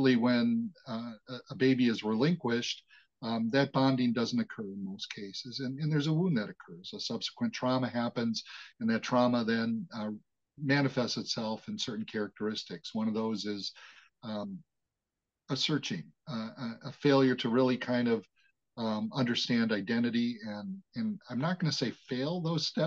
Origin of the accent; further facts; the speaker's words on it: Wauwatosa, Wisconsin, United States; I was born and raised in the Milwaukee, Wisconsin metropolitan area in a suburb called Wauwatosa